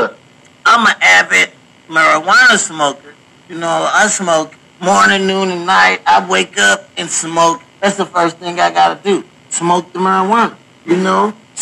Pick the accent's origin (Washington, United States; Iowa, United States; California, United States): Washington, United States; now in Missouri, United States; I stay here in Missouri. I am a licensed cultivated grower. You know what I'm saying? I come from Washington.